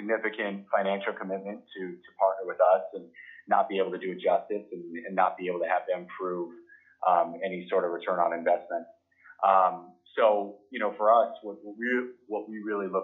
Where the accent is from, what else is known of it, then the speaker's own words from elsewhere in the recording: Arizona, United States; I grew up in Arizona